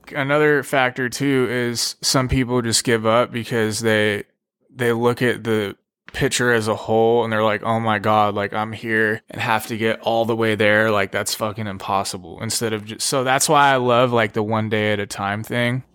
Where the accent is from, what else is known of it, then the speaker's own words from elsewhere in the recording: Pasadena, California, United States; also born or lived in Los Angeles; I'm from Los Angeles, California, raised in Pasadena